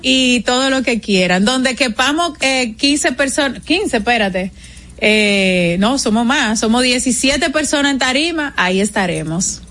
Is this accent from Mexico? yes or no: no; Dominican Republic; es lo que nos identifica como, como, como dominicanos